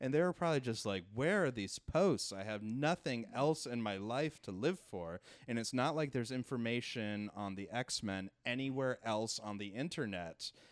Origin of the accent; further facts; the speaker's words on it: Canada; moved away as an adult; now in New York, United States; No, I grew up in Canada